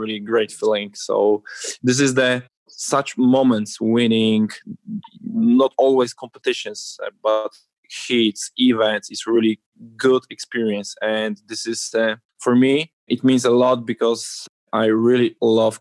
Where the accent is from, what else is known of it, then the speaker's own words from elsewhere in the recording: Olsztyn, Warmian-Masurian Voivodeship, Poland; I'm from Poland.